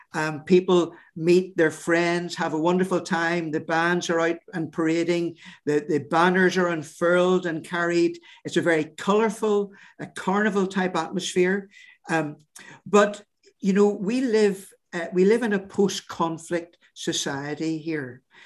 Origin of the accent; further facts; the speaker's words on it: Northern Ireland, United Kingdom; our sense of who we are as British, uh, Protestant, uh, Northern Irish people